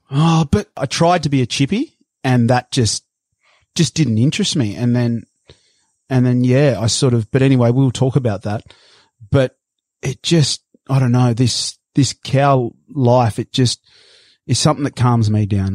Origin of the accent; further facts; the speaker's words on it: Sydney, New South Wales, Australia; moved away as an adult; also born or lived in Brazil / Queensland; growing up in Bondi